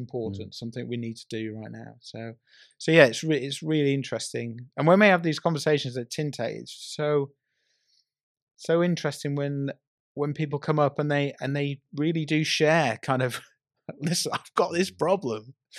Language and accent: English; North West England, United Kingdom; I grew up in the Northwest. I used to go to Preston Market on a Saturday.